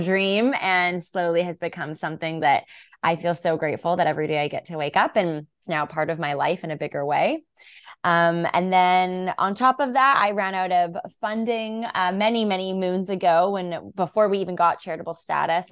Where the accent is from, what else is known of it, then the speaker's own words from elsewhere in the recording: Vancouver, British Columbia, Canada; I am born and raised in Vancouver, B C